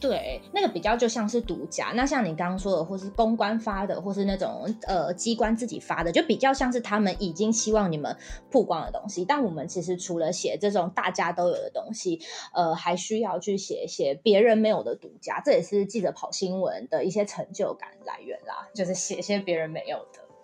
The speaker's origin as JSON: {"language": "Chinese", "town": "Hualien", "region": "Hualien County", "country": "Taiwan", "said": "我是花莲人"}